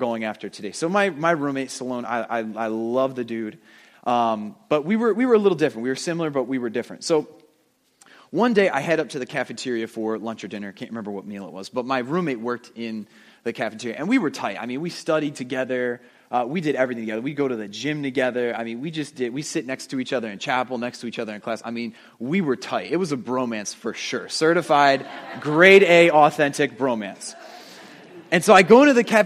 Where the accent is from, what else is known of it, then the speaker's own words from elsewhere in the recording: New Jersey, United States; moved away as an adult; also born or lived in upstate New York; I moved out of the house. I moved to upstate New York from New Jersey